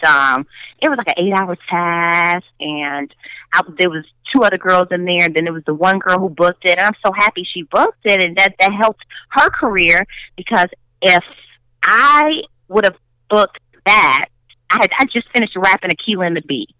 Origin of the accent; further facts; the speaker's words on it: Chicago, Illinois, United States; accent: Chicago accent; I'm a Chicagoan, I'm a mm-hmm. Chicago girl